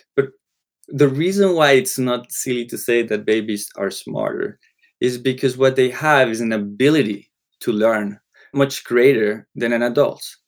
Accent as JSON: {"language": "English", "country": "Colombia", "tie": "born or raised there", "first_language": "Spanish", "second_language": "English", "moved": "yes", "said": "I grew up in Colombia. Spanish was the language"}